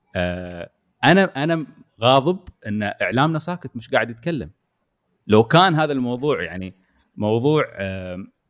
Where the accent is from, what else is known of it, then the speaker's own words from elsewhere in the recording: United Arab Emirates; also born or lived in Yas Island, Abu Dhabi; انا كمواطن اماراتي